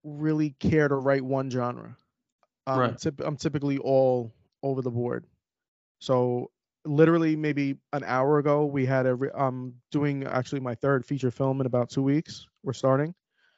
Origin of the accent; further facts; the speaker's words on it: New York City, New York, United States; growing up in Queens, New York, it's a very diverse area.